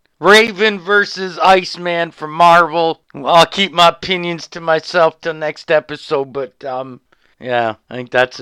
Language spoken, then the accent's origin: English; Canada; As a Canadian